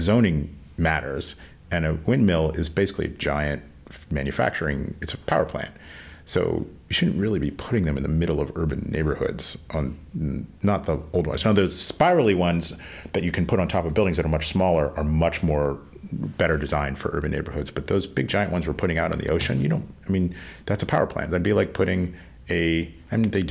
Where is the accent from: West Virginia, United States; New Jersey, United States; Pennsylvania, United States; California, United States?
Pennsylvania, United States; now in Rhode Island, United States; I grew up in Pennsylvania